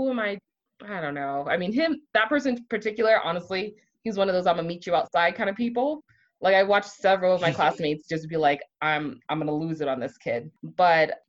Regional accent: Miami, Florida, United States; I grew up in Miami, where we had this really, you know, mix of people

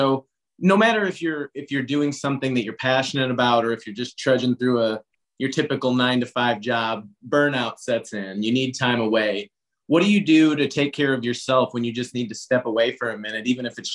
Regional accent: St. Louis, Missouri, United States; I'm from St. Louis.

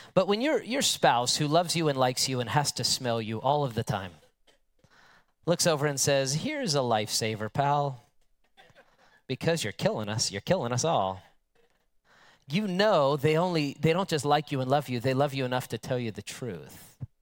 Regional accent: United States; an American with modern English

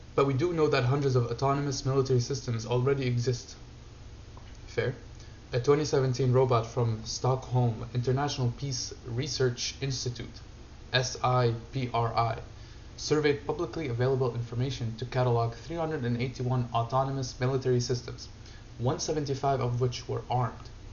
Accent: Syria; moved away; I grew up in Syria

